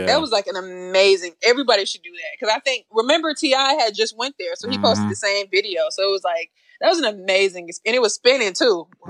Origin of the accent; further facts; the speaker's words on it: United States; I'm sorry, I'm American.